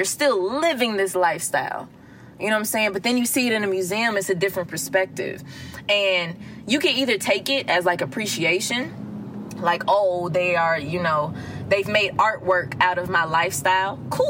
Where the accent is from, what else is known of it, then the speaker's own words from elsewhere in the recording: Atlanta, Georgia, United States; Now, I am from the Gucci side of ATL. Like, I was born and raised off Gresham Road, Boulder Crest, like East Atlanta, straight up Zone 6. East Atlanta.